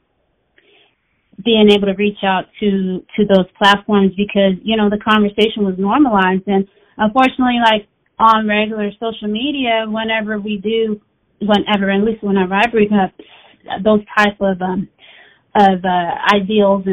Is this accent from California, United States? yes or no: yes; Daly City, California, United States; also born or lived in Oakland; I'm originally from the Bay Area. I was born in Oakland, raised in Daly City, and now I'm back in Oakland.